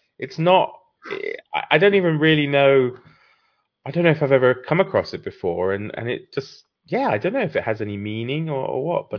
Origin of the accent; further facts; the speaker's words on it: United Kingdom; we being the British